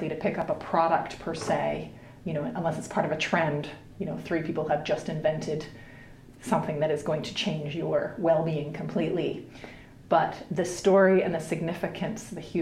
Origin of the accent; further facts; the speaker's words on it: Canada; also born or lived in United Kingdom / New Zealand; now in Helsinki, Finland; I grew up in Canada and have lived in the UK and New Zealand, and I'm currently based in Helsinki